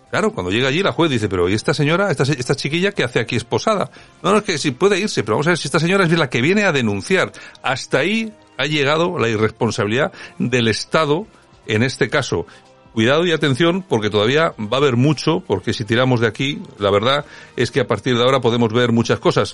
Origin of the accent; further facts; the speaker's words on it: Spain; nosotros como españoles